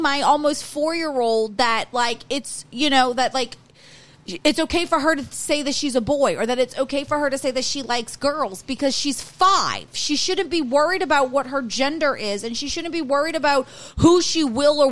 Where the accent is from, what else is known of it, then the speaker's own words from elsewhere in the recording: Louisiana, United States; we're from Louisiana